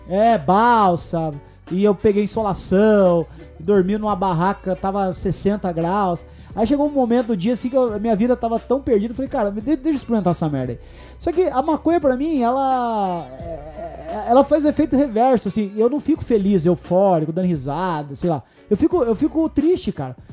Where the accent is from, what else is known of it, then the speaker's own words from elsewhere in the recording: Salto do Itararé, Paraná, Brazil; now in São Paulo, Brazil; Salto do Itararé. Pô, não podia deixar de falar o nome da minha cidade aqui